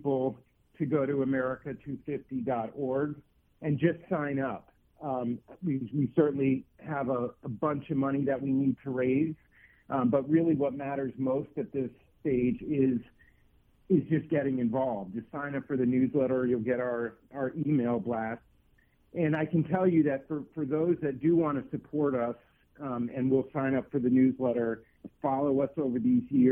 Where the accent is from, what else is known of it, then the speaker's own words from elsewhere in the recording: East Coast, United States; moved away as an adult; also born or lived in Missouri / Colorado; I grew up on the East Coast. I went to college in Missouri. I spent a long time in Colorado